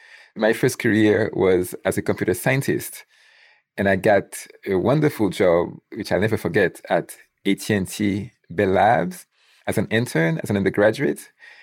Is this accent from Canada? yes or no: no; Haiti; first language Haitian Creole; English is a second language; moved away; my native language, Haitian Creole, which we call Creole in Haiti.